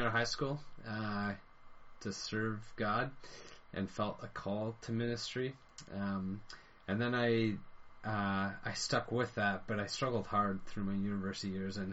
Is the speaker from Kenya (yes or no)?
no; London, Ontario, Canada; also born or lived in Ireland; now in Hamilton, Canada; I eventually grew up in London, Ontario, and that's where I spent all my years going to school through high school and university